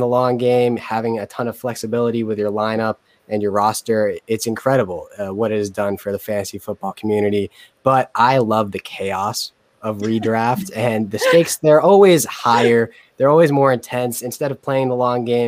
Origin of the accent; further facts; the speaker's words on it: Southern New Hampshire, United States; also born or lived in Boston; I'm 21 from Southern New Hampshire.